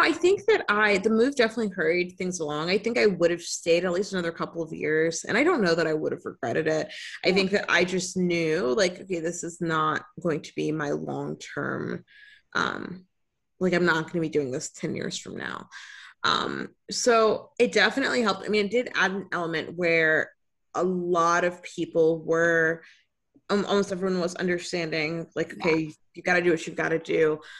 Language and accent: English; Tampa, Florida, United States; My family moved to the area when I was four years old